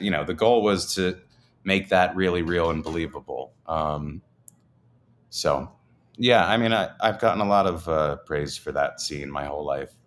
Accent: New Jersey, United States; moved away; I grew up in Jersey

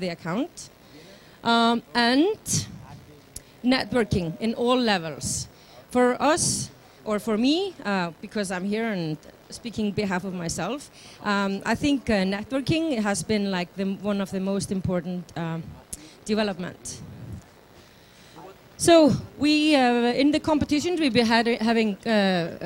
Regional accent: Iceland; I'm from Iceland

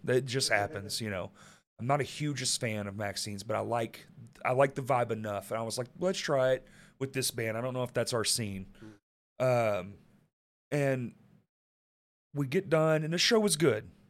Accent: Dallas, Texas, United States; moved away; I grew up in Dallas

